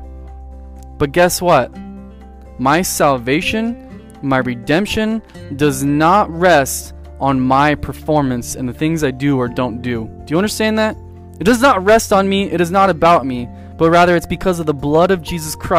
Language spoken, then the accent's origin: English; San Diego, California, United States; I grew up in San Diego, and we lived by the beach